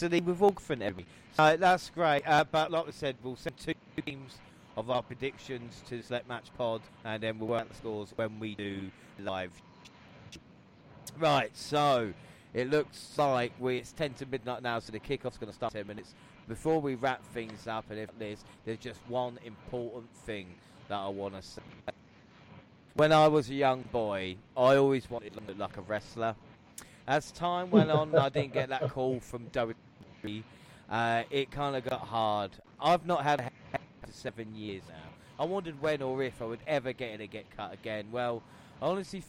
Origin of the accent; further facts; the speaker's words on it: South East England, United Kingdom; I'm from London